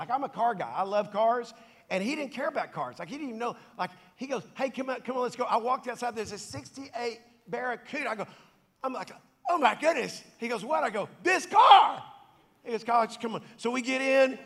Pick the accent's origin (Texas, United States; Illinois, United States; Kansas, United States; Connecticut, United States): Texas, United States; Dallas; I grew up in South Dallas, in Oak Cliff, Cockrell Hill, to be specific